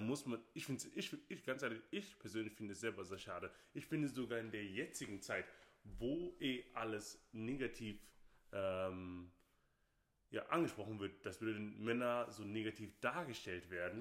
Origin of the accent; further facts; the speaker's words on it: Nigeria; now in Germany; ich bin nicht hier in Deutschland geboren, sondern ich bin Nigerianer